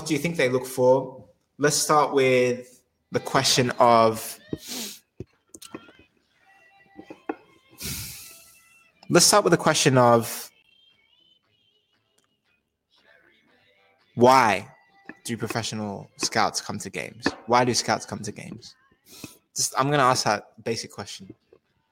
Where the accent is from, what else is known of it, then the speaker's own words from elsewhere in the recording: Australia; moved away as an adult; also born or lived in Europe / England / Netherlands / Switzerland; now in London, United Kingdom; I'm originally from Australia, but I spent the last 10 years in Europe.